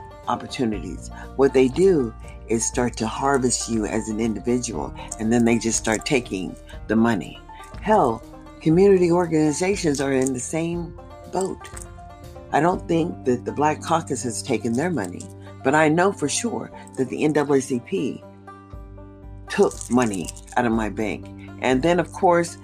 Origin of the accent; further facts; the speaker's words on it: United States; I can only identify with being an American, understanding being born here